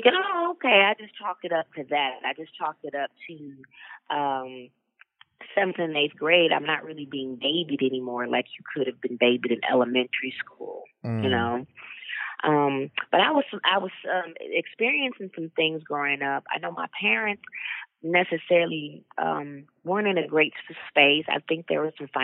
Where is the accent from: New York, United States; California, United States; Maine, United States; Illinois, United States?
Illinois, United States; Rockford; I grew up in Rockford, Illinois. It's about 60 miles west outside of Chicago